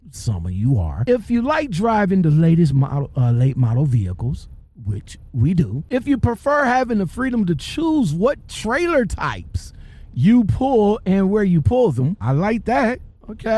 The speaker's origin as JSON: {"language": "English", "region": "Ohio", "country": "United States", "said": "I'm from Ohio"}